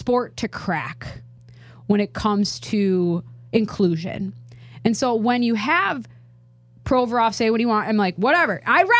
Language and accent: English; Minnesota, United States; as someone who has grown up in the hockey community, I'm from Minnesota.